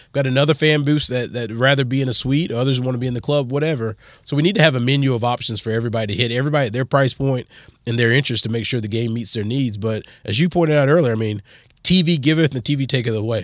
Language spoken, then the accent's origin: English; South Carolina, United States; moved away; also born or lived in Texas; I grew up in South Carolina